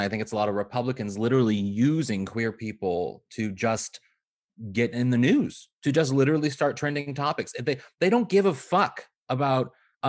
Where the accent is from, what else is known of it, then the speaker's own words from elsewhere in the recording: Missouri, United States; I'm from Missouri and I did a lot of work in sort of Southern Missouri areas.